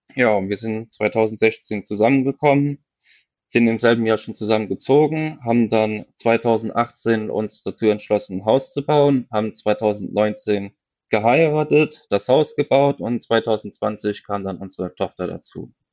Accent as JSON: {"language": "German", "region": "Westerwald", "country": "Germany", "said": "bei uns im Westerwald"}